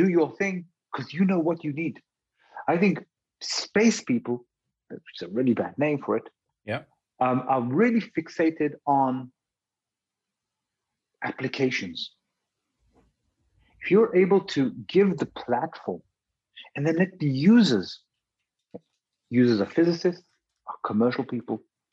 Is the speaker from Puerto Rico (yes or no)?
no; United Kingdom; also born or lived in Israel; when I grew up in the UK